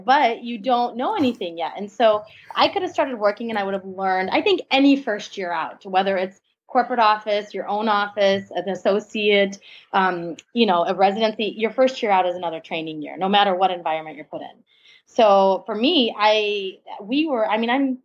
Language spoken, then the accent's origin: English; Chicago, Illinois, United States; moved away as an adult; also born or lived in India; now in Milwaukee, United States; We're from Chicago, from the Chicago area